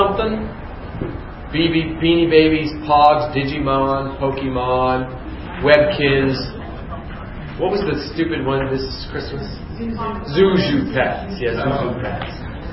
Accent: Youngstown, Ohio, United States; I grew up in Youngstown, Ohio

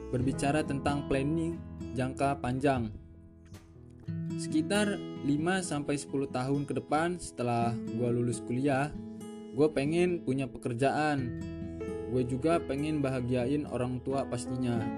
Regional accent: Bandar Lampung, Lampung, Indonesia; Gue berasal dari Bandar Lampung

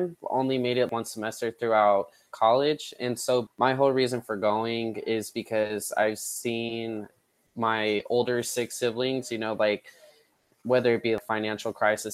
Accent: Nevada, United States; I was born and raised here

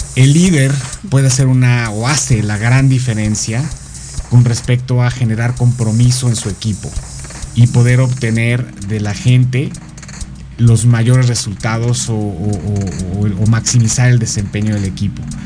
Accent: Mexico; moved away as an adult; now in Florida, United States; Pero soy mexicano, solo que tengo por razones de trabajo hace 14, 15 años que salí del país

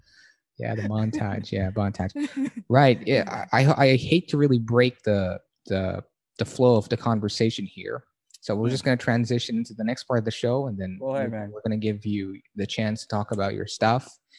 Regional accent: Baguio, Cordillera Administrative Region, Philippines; I'm from Baguio, and it's just part of being from that region in Manila, in the Philippines.

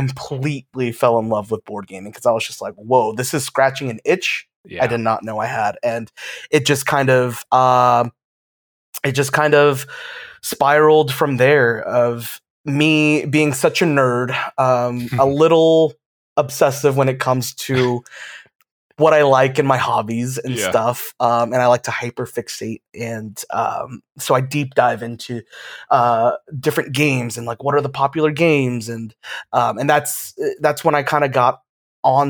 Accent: Georgia, United States; now in Florida, United States; I'm originally from Georgia

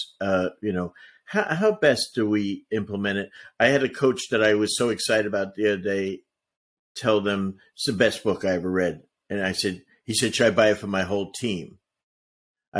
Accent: New Jersey, United States; I'm from Jersey

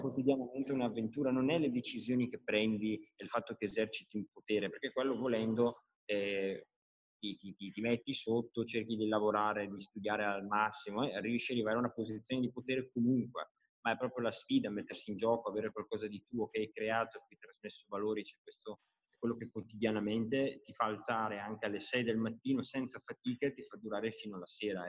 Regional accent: Brescia, Lombardy, Italy; io sono di Brescia

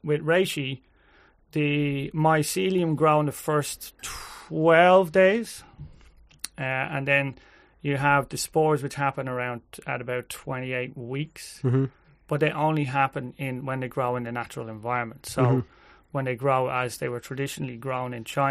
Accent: Ireland; We're Irish

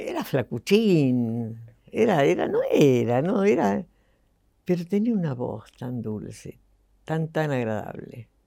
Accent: Buenos Aires, Argentina; born there; yo nací en Buenos Aires, el 22 de octubre del 30

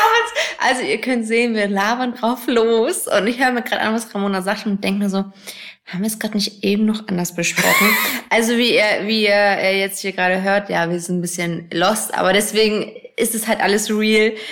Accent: Hamburg, Germany; moved away as an adult; now in Berlin, Germany; ich bin ja in Hamburg groß geworden, wohne jetzt auch noch nicht lange in Berlin

